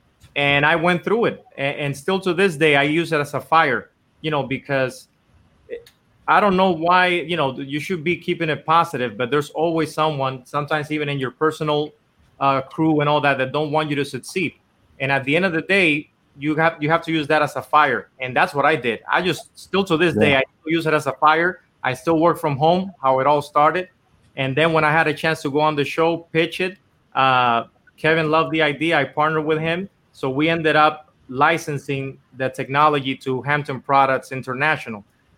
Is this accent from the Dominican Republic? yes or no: yes; Dominican Republic; English is a second language; moved away as an adult; now in Los Angeles, United States; because I was born and raised in Dominican Republic my whole life. And I actually came here to LA to try to do music